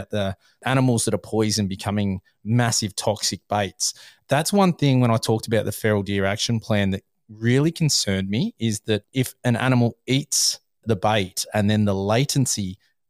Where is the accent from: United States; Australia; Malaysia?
Australia; New South Wales; I'm from New South Wales.